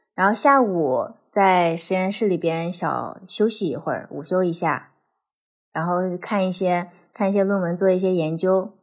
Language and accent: Chinese; China; moved away as an adult; now in United States; 你们中国学生